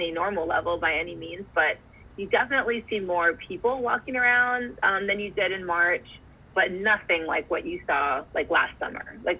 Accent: Oahu, Hawaii, United States; I grew up on Oahu.

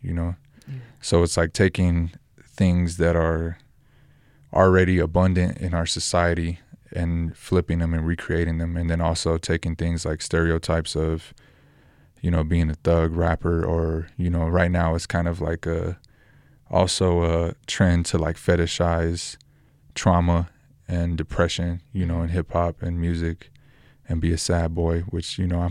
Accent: Roswell, New Mexico, United States; also born or lived in Albuquerque, New Mexico; I'm from New Mexico, born in Roswell, lived in Albuquerque the last 10 years.

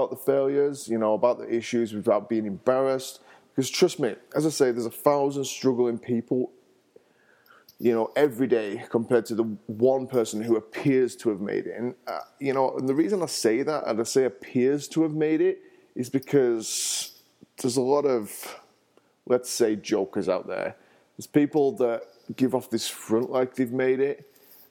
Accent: England, United Kingdom; now in Denver, United States; I'm from England originally, and I live in the States. I live in Denver

